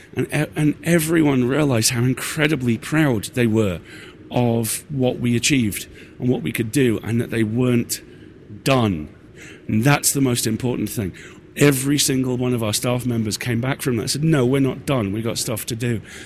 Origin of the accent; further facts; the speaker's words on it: United Kingdom; I'm British